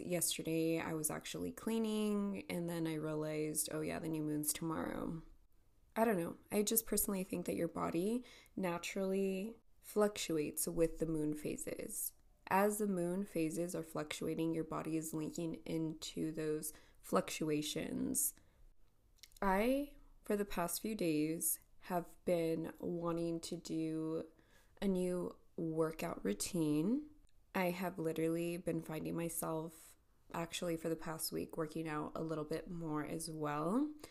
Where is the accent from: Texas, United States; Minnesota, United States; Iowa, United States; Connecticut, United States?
Texas, United States; El Paso; It is 8.40 a.m. here, here in El Paso, Texas.